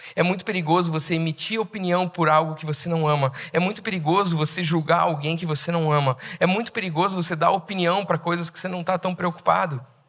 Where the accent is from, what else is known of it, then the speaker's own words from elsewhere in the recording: Brazil; Eu tenho a brasilidade, a brasilidade faz parte de mim